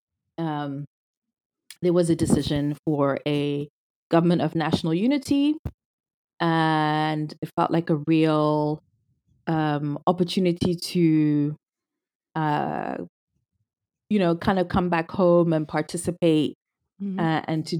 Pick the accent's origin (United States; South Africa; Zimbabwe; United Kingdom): Zimbabwe; moved away as an adult; I was born and raised in Zimbabwe. I'm Zimbabwean. And lived there my whole life, all through high school